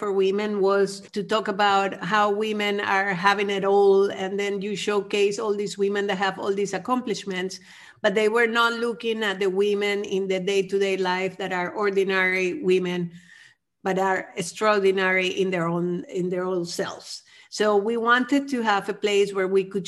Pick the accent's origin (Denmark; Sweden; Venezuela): Venezuela; also born or lived in United States / Amsterdam, Netherlands / Berlin, Germany; now in Netherlands; I'm originally from Venezuela, where I grew up as part of a middle-class